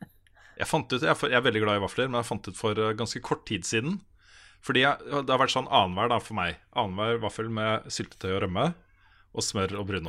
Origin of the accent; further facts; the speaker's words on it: Moss, Østfold, Norway; moved away; Jeg er jo fra Moss